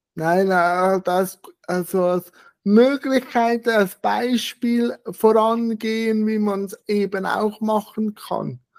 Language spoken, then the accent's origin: German; Switzerland; bei uns in der Schweiz